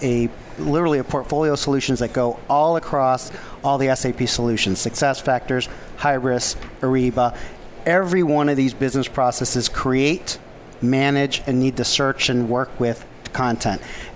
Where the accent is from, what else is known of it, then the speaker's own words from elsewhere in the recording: Chicago, Illinois, United States; Well, I came from Chicago, so not that far of a flight.